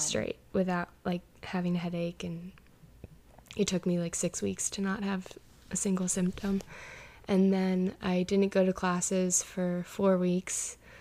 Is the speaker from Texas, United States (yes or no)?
no; Towson, Maryland, United States; I'm from Towson, Maryland